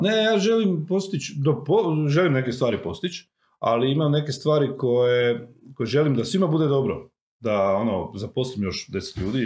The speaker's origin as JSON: {"language": "Croatian", "country": "Croatia", "said": "Ja sam iz Miholjca, moji imaju krave."}